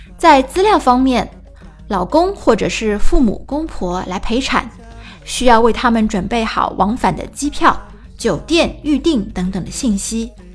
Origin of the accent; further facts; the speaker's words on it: China; 按照我们中国人的思维